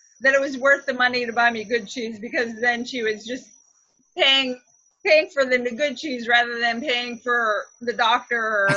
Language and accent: English; Miami, Florida, United States; moved away as an adult; now in Hawaii, United States; I grew up in Miami. Was born there, grew up, stayed there until college